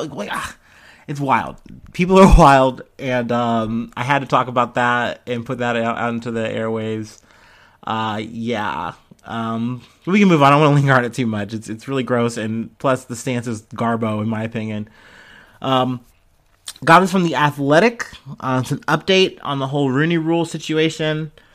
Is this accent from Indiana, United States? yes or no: no; Cincinnati, Ohio, United States; I'm from Cincinnati.